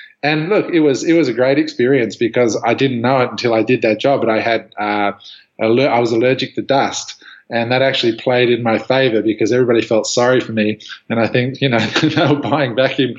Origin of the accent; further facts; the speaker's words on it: just outside of Canberra, Australian Capital Territory, Australia; moved away as an adult; now in Los Angeles, United States; I grew up just outside of Canberra.